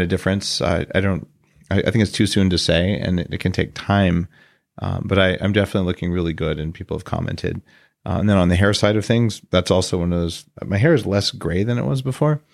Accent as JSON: {"language": "English", "region": "New Mexico", "country": "United States", "tie": "born or raised there", "said": "I grew up in New Mexico"}